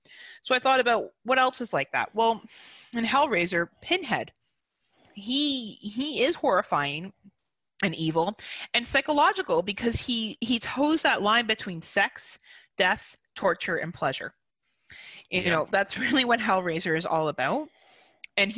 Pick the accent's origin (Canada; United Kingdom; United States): Canada; I'm a Canadian.